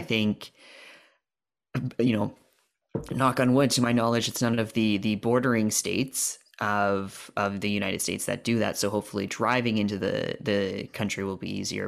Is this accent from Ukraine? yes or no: no; Canada; as a Canadian